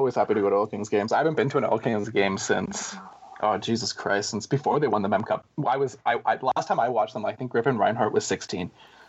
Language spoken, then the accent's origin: English; Edmonton, Alberta, Canada; I'm from Edmonton